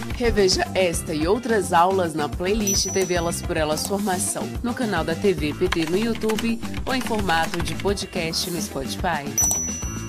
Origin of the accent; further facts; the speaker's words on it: Belém, Pará, Brazil; eu sou de Belém do Pará